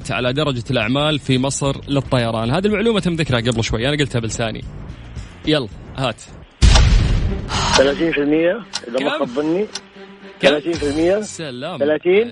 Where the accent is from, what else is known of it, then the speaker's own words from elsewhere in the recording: Jeddah, Makkah Province, Saudi Arabia; انا من جده من جده حياك الله فينك حدد موقعك ايه حدد موقعك انا في جده في مشرفه